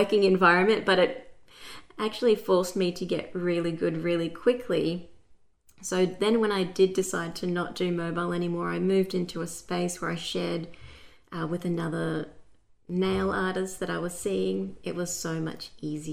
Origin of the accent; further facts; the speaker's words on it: Brisbane, Queensland, Australia; I'm from Brisbane, Australia